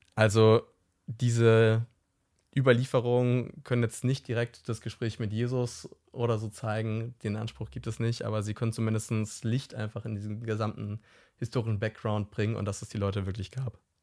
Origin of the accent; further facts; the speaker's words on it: Hamburg, Germany; ich komme ja aus Hamburg